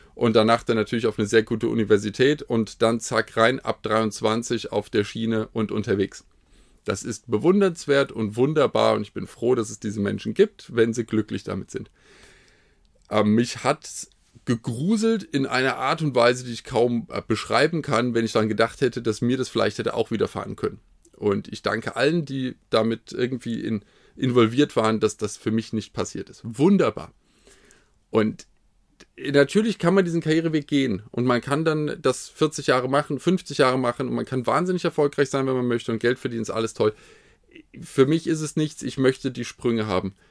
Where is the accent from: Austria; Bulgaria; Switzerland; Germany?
Germany; Frankfurt, Hesse; meine Läden, die ich kannte, mit denen ich aufgewachsen bin in Frankfurt in den 80er